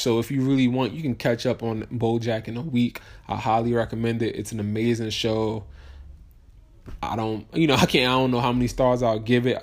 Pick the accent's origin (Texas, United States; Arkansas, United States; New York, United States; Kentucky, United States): New York, United States; moved away; also born or lived in New Jersey; I'm from New York